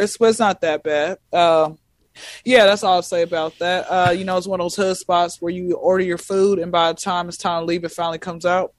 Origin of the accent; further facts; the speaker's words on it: Atlanta, Georgia, United States; I'm born and raised in Atlanta